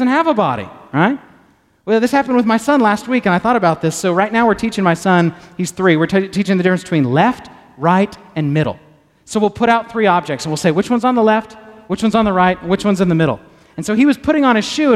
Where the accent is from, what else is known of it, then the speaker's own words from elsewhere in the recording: Texas, United States; I'm a Texan